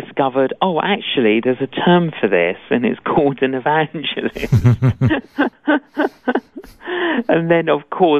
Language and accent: English; London, United Kingdom; Both my parents were Greek Cypriot, but I grew up in London.